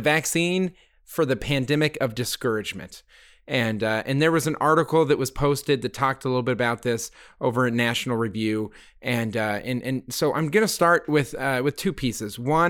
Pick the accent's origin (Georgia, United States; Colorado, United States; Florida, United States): Colorado, United States; Littleton; I grew up in Littleton, Colorado, the home of the Columbine shooting.